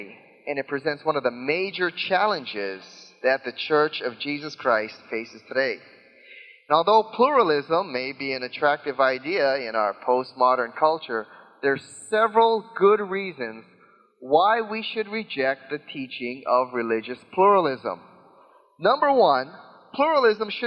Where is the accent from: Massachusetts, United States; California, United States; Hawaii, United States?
Hawaii, United States; growing up in Hawaii